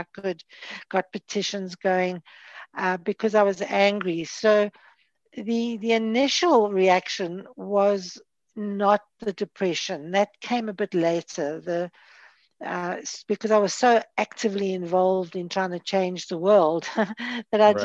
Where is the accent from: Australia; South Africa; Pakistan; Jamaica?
South Africa; Johannesburg, Gauteng; moved away as an adult; now in Cape Town, South Africa; I was born and brought up in Johannesburg, and I moved to Cape Town when I was 40.